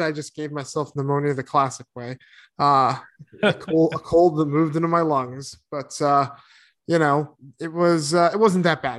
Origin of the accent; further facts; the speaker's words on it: East Coast, United States; moved away; I grew up on the East Coast